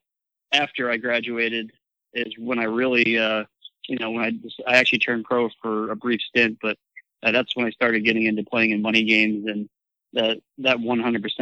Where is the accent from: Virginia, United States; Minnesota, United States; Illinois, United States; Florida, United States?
Florida, United States; Coral Springs; moved away as an adult; also born or lived in Myrtle Beach area, South Carolina / Hilton Head, South Carolina; now in Reno, United States; growing up in South Florida